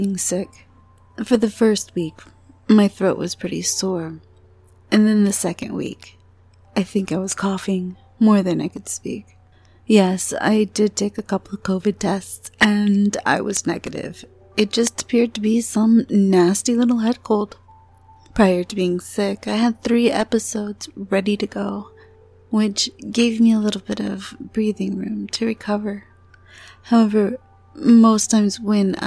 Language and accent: English; Florida, United States; moved away; I'm from Florida